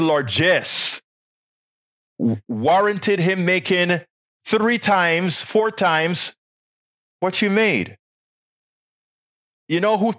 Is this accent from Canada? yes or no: no; Panama; now in United States; we Panamanians would come and pollute their school